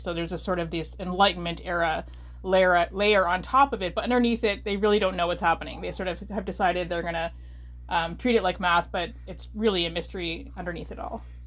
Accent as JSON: {"language": "English", "country": "Canada", "said": "I am a Canadian writer of novels and novellas"}